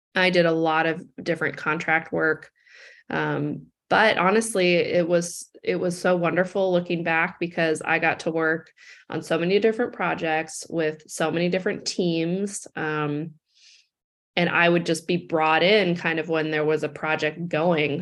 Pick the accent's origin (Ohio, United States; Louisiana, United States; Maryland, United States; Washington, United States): Washington, United States; Seattle; I grew up in Seattle